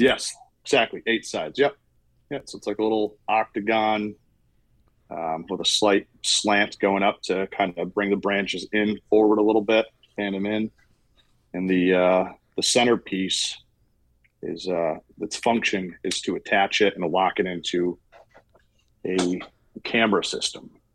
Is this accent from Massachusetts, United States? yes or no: yes; Massachusetts, United States; moved away as an adult; now in Hopewell Junction, United States; I'm from Massachusetts